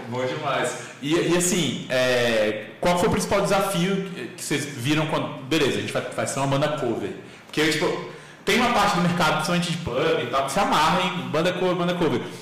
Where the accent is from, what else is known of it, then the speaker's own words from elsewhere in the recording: Brasília, Federal District, Brazil; Eu, eu cresci no Cruzeiro.